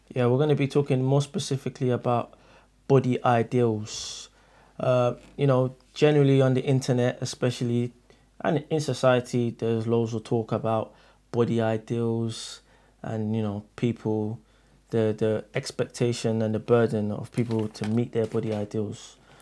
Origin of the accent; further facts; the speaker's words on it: Nigeria; I'm from Nigeria